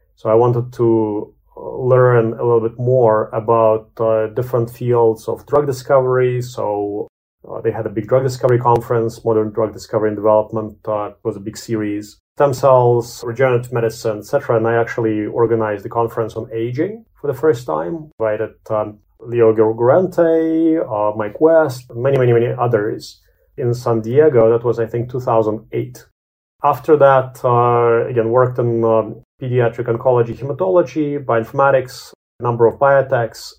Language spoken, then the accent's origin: English; Latvia; moved away; also born or lived in Canada; I was born in Latvia.